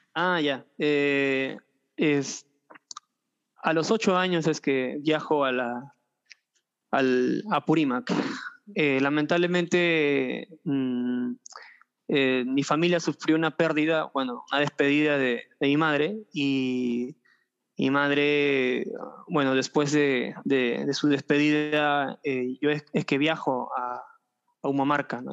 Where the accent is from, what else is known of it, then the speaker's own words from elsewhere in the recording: Lima, Peru; also born or lived in Tumay Huaraca, Andahuaylas, Apurímac; yo nací yo nací en, Lima, mis padres son de Andahuaylas